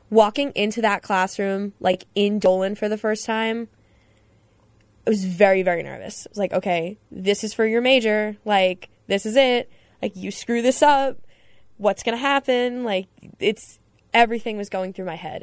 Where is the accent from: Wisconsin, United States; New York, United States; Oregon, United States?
New York, United States; Long Island; I'm from Long Island